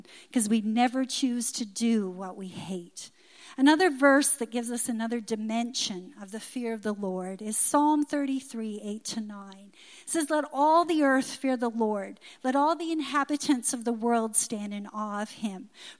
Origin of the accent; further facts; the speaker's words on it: Newfoundland and Labrador, Canada; But when I was a little girl growing up in Newfoundland, I remember in the summer during the squid season, many people would get them and they'd dry them on lines in their yard.